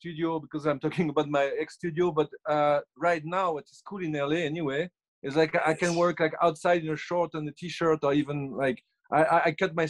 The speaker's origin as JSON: {"language": "English", "country": "France", "accent": "French", "second_language": "English", "moved": "yes", "lives_now": "Los Angeles, United States"}